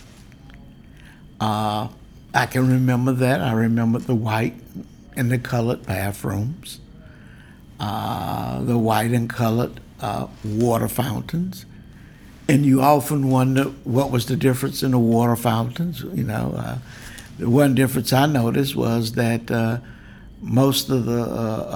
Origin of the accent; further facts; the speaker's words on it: Deep South, United States; I was just a typical 10-year-old growing up in the Deep South.